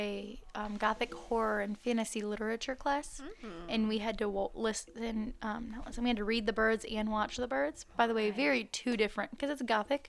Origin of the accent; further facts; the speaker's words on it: Wales, United Kingdom; Except my skin, apparently, because I'm from Wales.